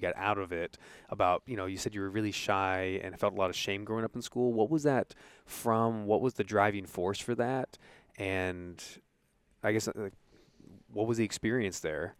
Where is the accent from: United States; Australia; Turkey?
United States; Santa Ana, California; I was born in Santa Ana